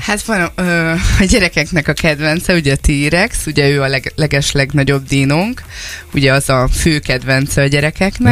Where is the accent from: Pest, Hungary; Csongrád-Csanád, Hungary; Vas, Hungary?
Csongrád-Csanád, Hungary; Ásotthalom; Ásotthalmon lakunk, ott is nőttünk föl